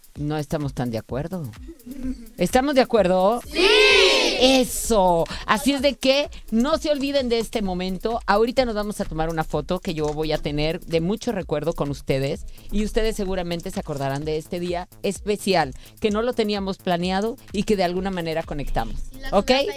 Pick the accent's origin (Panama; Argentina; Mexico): Mexico; nuestro país como buenos mexicanos